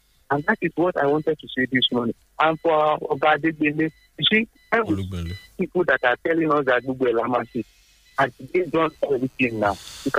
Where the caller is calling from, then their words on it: Obada, Ogun State, Nigeria; from Obada.